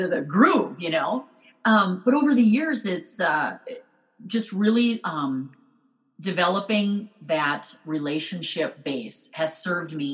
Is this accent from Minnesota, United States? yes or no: yes; Minnesota, United States; I'm from Minnesota